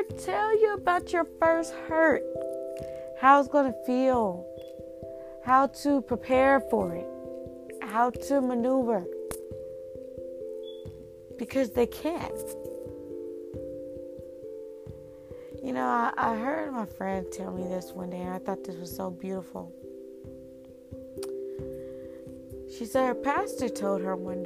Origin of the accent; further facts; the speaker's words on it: Indiana, United States; now in North Carolina, United States; I come from Indiana, but I now reside in North Carolina.